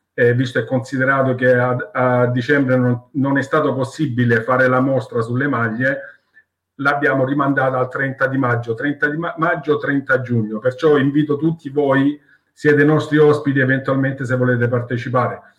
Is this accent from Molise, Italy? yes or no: no; Salento, Apulia, Italy; noi non ci, non ci sentiamo pugliesi, noi ci sent- siamo salentini ed è qualcosa di diverso